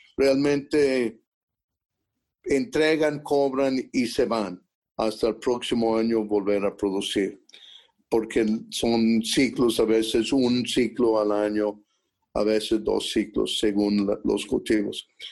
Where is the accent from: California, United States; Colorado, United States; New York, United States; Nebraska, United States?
Colorado, United States; Durango; la pobreza en que yo me crié en Durango, Colorado.